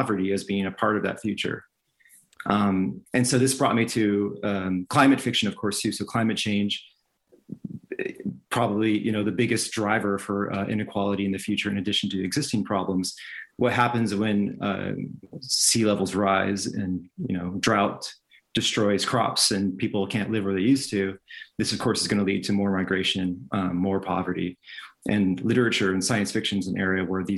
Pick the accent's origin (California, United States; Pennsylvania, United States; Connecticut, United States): California, United States; moved away; I'm from California originally, in the States